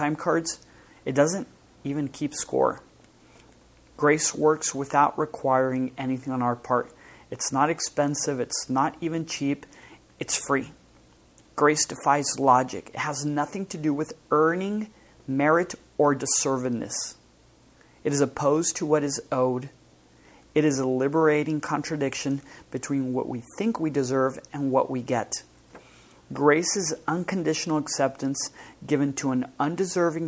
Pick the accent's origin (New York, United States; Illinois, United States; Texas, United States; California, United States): Texas, United States; El Paso; moved away; I grew up in El Paso, which is a border town with Mexico, with Juarez, Mexico